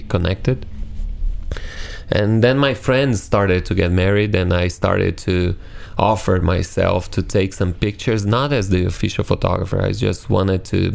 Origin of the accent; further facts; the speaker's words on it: Brazil; English is a second language; I'm from Brazil, this amazing country in South America